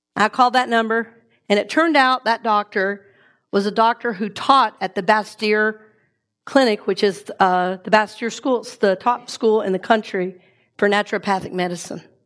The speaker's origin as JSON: {"language": "English", "region": "the South", "country": "United States", "tie": "born or raised there", "said": "the way we grew up eating in the South"}